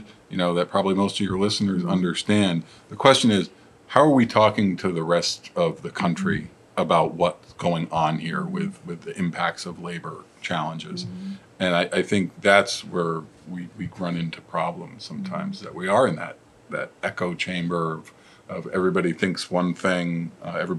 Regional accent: Eastern Connecticut, United States; Eastern Connecticut, where I'm from, is rural.

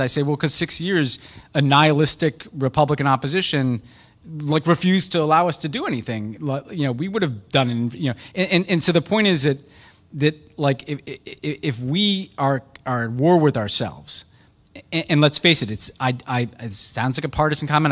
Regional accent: United States; as American

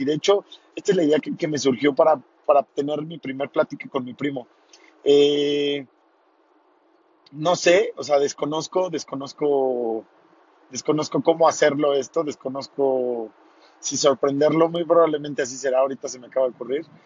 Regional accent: Tequisquiapan, Querétaro, Mexico; voy de regreso hacia mi pueblo, Tequisquiapan

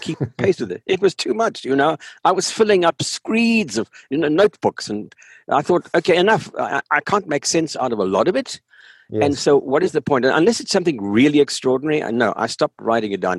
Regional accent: South Africa; moved away as an adult; I grew up in South Africa. I grew up in the apartheid society in South Africa. I had my education there. Oh, right up until uh, um, the end of my high school days, I lived in South Africa.

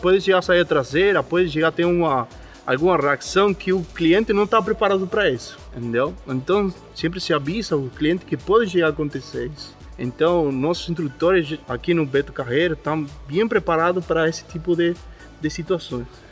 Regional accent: Argentina; Portuguese is a second language; moved away as an adult; now in Brazil; eu sou argentino

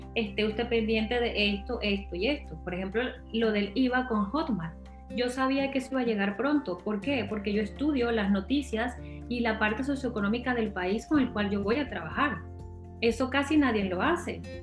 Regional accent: Venezuela; Yo nací en un lugar, bueno, crecí en un lugar en Venezuela

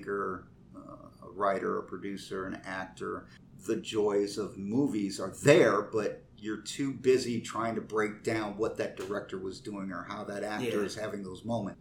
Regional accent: Cassopolis, Michigan, United States; also born or lived in South Bend, Indiana; I moved from South Bend up to Michigan. And I graduated from Ross Beatty High School in Cassopolis

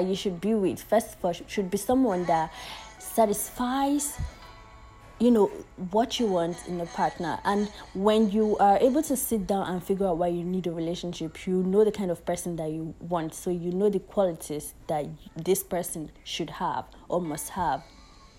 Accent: Nigeria; As a Nigerian, I always say as a Nigerian

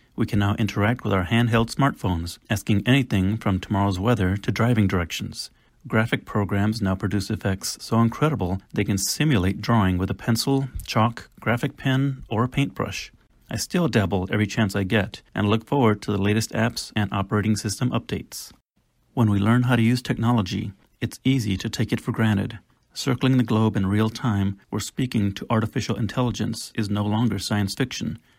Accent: San Antonio, Texas, United States; I grew up in San Antonio, Texas

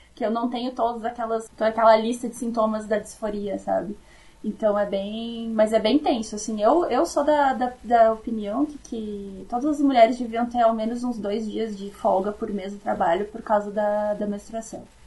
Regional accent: South Region, Brazil; accent: southern; eu vou ser o sotaque do sul

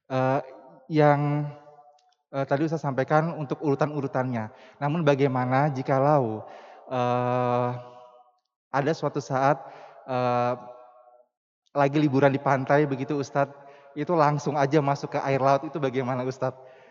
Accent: Papua, Indonesia; Jujur saya dari Papua. Jadi ini tuh kayak ilmu baru lagi yang saya dapatkan.

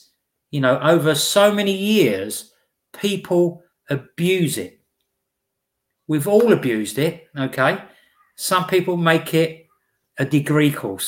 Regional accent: East of England, United Kingdom; No, I come from the UK, just outside of London, in Essex.

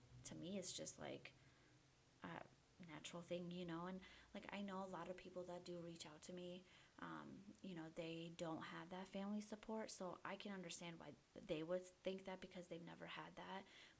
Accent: Bosnia & Herzegovina; moved away; when we came over from Bosnia, we all kind of stayed close together, like my cousins, my aunts and uncles.

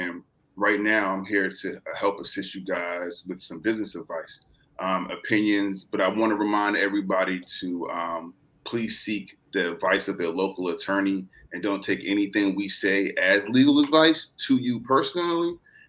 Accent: Virginia, United States; I'm from Virginia.

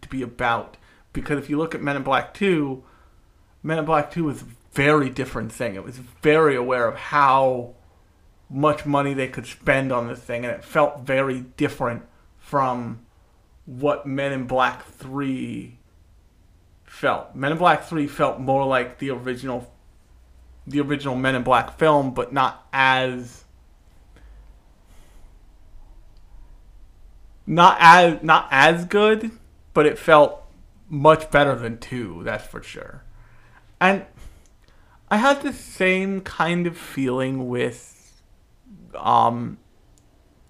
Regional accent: United States; I'm from America, the land of capitalism and sadness

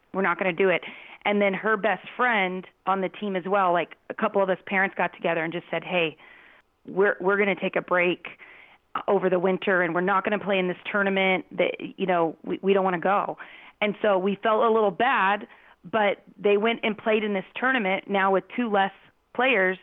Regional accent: Phoenix, Arizona, United States; I grew up in Phoenix

